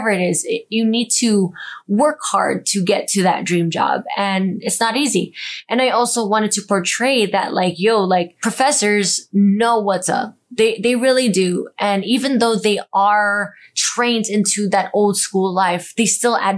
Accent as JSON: {"language": "English", "country": "United States", "said": "I'm a Filipino American, 5'2\" girl"}